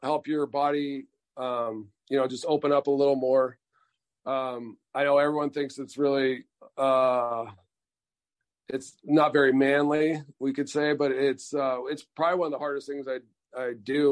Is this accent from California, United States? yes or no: yes; California, United States; I'm from California